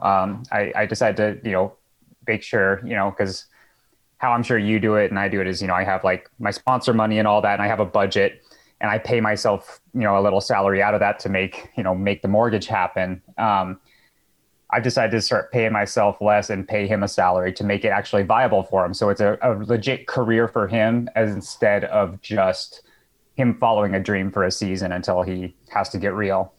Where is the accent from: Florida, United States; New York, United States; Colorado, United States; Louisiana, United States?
Colorado, United States; Boulder; moved away as an adult; now in Santa Rosa, United States; one of the few that were born and raised in Boulder